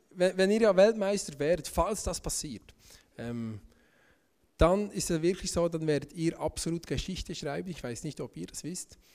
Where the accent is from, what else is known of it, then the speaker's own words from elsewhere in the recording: Bern, Switzerland; ich bin aus dem Emmental, ich bin ähm, 32 Jahre alt